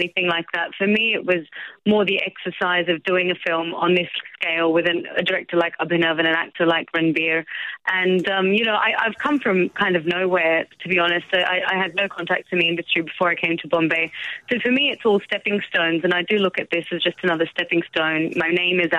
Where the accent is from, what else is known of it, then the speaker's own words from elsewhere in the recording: Melbourne, Victoria, Australia; growing up in Melbourne, I had a pretty Delhi-centric upbringing, and we spoke Hindi at home